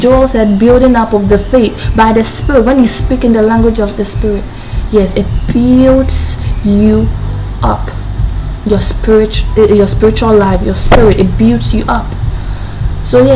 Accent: Ghana; I'm a Ghanaian, our dialect, we have a lot of dialects here

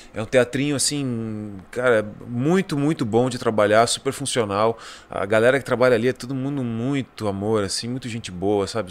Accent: Bagé, Rio Grande do Sul, Brazil; moved away; De Bagé, pô, lá, lá da minha terra

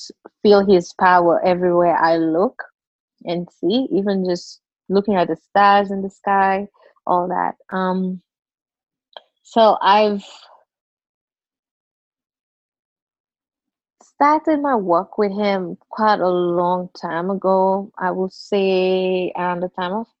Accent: Seychelles; I'm from Seychelles. It's a group of islands in the Indian Ocean, part of Africa

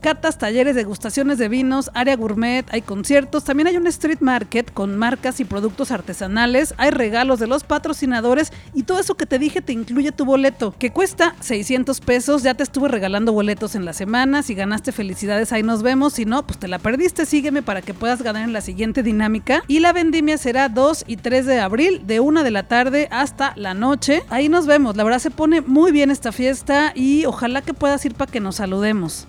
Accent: Guadalajara, Jalisco, Mexico; soy de Guadalajara, Jalisco, México

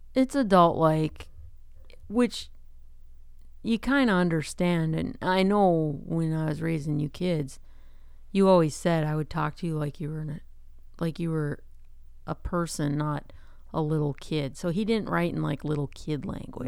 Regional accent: Midwest, United States; accent: Midwest; my Midwest accent

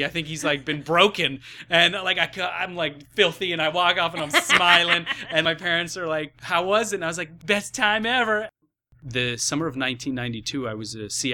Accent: Ohio, United States; I grew up in Ohio.

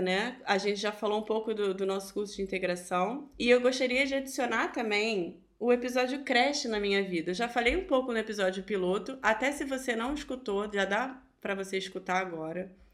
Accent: Brazil; moved away as an adult; somos brasileiras

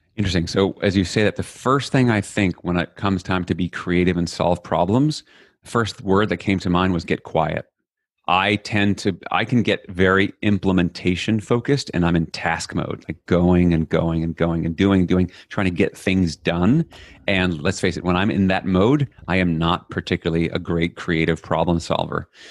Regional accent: New York City, New York, United States; I grew up in Flushing, Queens, n, New York City

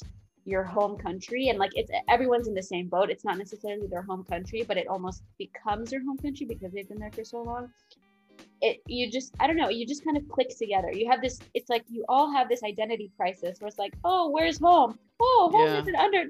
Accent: Dubai, United Arab Emirates; And so when I told people I came from Dubai, the automatic assumption was I am an Emirati.

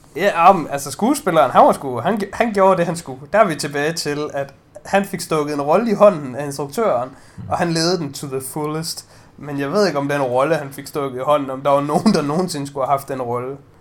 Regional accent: Denmark; jeg er jo bare dansker

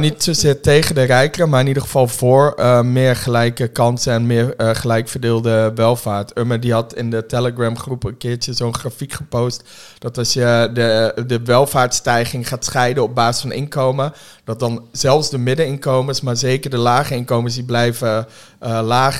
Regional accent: Woerden, Utrecht, Netherlands; also born or lived in Germany; ik kom uit de Schilderswijk. Oh, eh, in Den Haag? Eh, nee, uit, uit Woerden

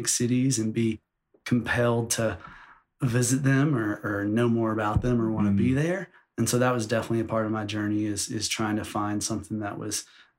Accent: Monroeville, Alabama, United States; accent: Southern; also born or lived in New York; now in Denver, United States; I grew up in Monroeville, Alabama, birthplace of Harper Lee.

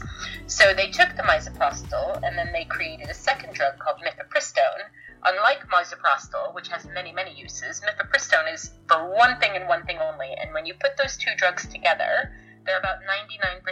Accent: United States; now in United Kingdom; Yes, and British now

